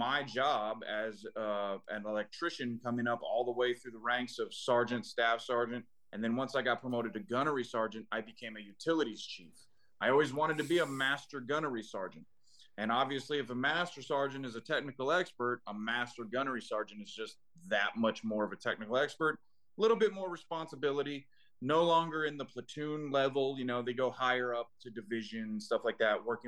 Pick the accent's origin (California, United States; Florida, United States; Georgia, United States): Florida, United States; Fort Lauderdale; I'm born and raised in Fort Lauderdale, Florida.